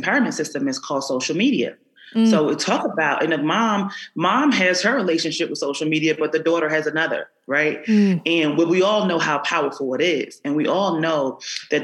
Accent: Philadelphia, Pennsylvania, United States; I grew up in North Philadelphia

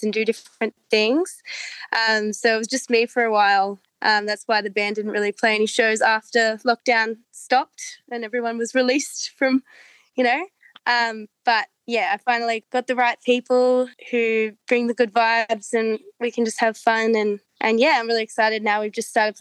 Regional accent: Blue Mountains, New South Wales, Australia; moved away as an adult; now in Melbourne, Australia; We're originally from the Blue Mountains. That's where I grew up and lived until we moved to Melbourne in my like early 20s.

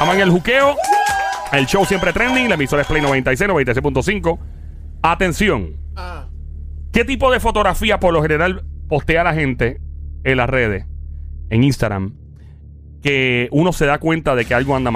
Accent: Caguas, Puerto Rico; yo soy de Cagua, yo soy un jibarito del valle.

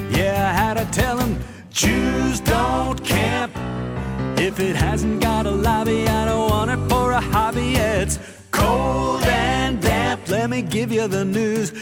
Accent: New York City, New York, United States; now in Krakow, Poland; I am from New York City. I grew up in Forest Hills, Queens

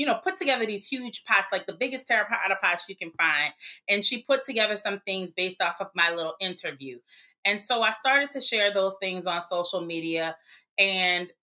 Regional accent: New Orleans, Louisiana, United States; we grew up in New Orleans, but we would spend summers, weekends, et cetera, with our grandparents in Greensburg

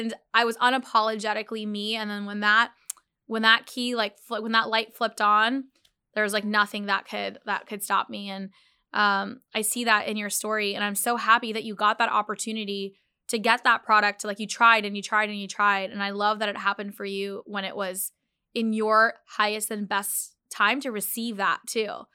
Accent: United States; I'm Muslim Pakistani. And I think growing up, in America

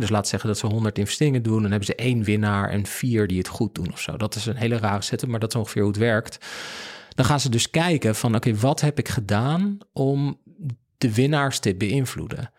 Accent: Netherlands; we zijn als Nederlanders

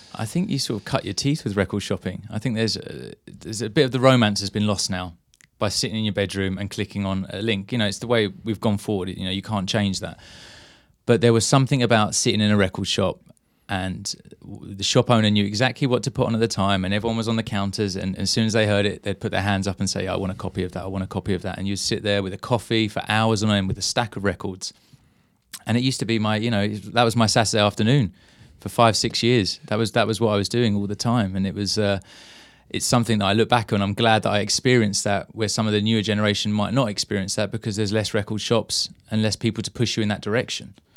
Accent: Maidstone, South East England, United Kingdom; growing up in Maidstone

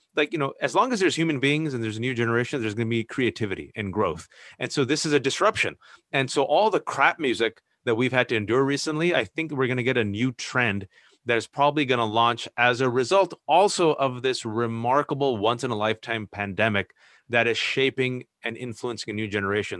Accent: United States; English is a second language; I was born and raised here

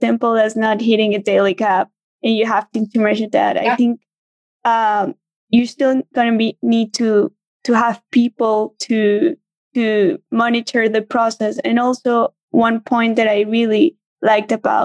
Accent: Colombia; also born or lived in Venezuela; now in Argentina; I was born in Venezuela, raised in Colombia, but I've been living in Argentina

